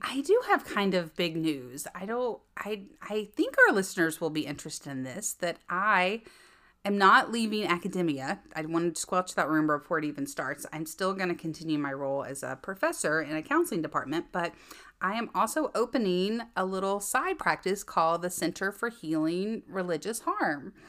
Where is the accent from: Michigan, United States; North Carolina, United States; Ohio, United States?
North Carolina, United States; Fraser fir capital of the world; moved away as an adult; I am from the Fraser fir capital of the world